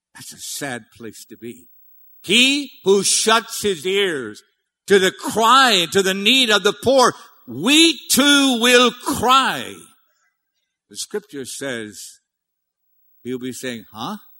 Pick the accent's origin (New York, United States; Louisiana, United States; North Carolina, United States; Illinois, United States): Louisiana, United States; Cajun; I'm Cajun. I'm big time Cajun.